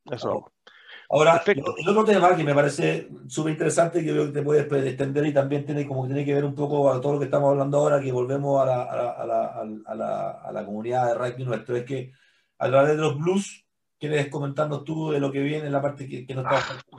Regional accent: Chile; creo que nosotros como comunidad chilena estamos haciendo un corazón abierto, abierto ahora.

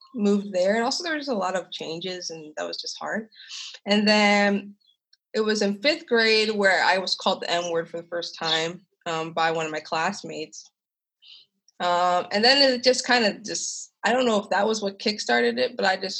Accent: Lititz, Pennsylvania, United States; also born or lived in Kansas City, Missouri; I grew up in Lititz, Pennsylvania, which is a very small, very white, very conservative, very red part of Lancaster County, Pennsylvania.

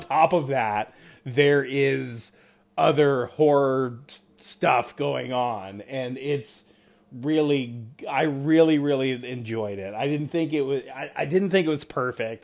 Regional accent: East Coast, United States; moved away; growing up on the East Coast

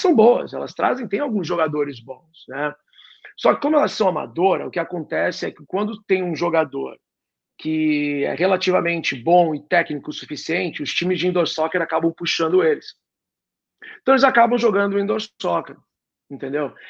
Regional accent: Santos, São Paulo, Brazil; moved away as an adult; also born or lived in San Diego / Milwaukee / Detroit / Philadelphia; now in United States; eu sou de Santos

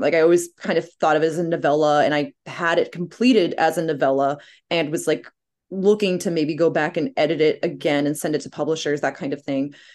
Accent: Cape Cod, Massachusetts, United States; growing up on Cape Cod

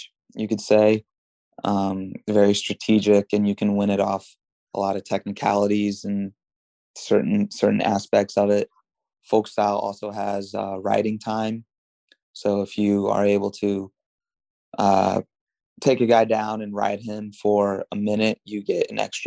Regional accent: United States; since I grew up in America, I had to wrestle folk style, you know, middle school and high school.

